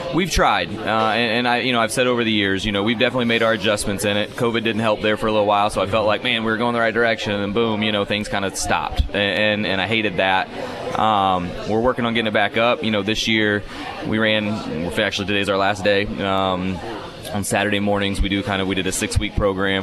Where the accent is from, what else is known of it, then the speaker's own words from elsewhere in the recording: Indiana, United States; moved away; I grew up in Indiana